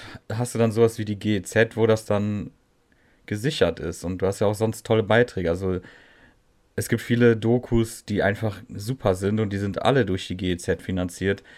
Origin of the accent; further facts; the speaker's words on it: Netherlands; ich als Holländer